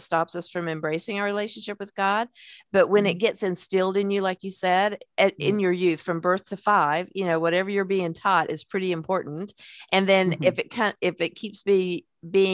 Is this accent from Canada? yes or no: no; the South, United States; I'm from the South